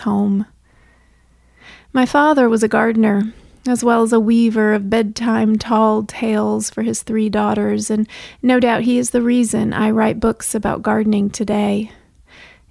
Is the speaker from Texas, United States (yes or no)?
yes; Bryan, Texas, United States; my hometown of Bryan, Texas